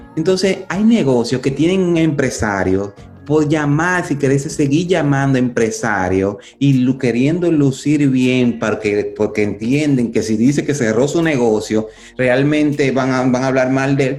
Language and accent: Spanish; Dominican Republic; now in United States; yo nací en República Dominicana